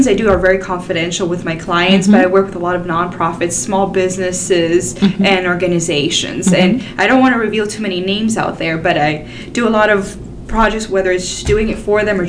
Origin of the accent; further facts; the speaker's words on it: Miami, Florida, United States; moved away as an adult; now in Tennessee, United States; I'm from Miami, Florida originally, and we moved to Tennessee about 4.5 years ago for a job opportunity for my husband.